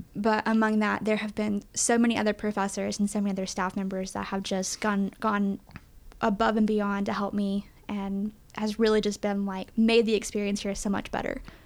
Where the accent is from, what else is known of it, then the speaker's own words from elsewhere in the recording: East Tennessee, United States; born and raised in East Tennessee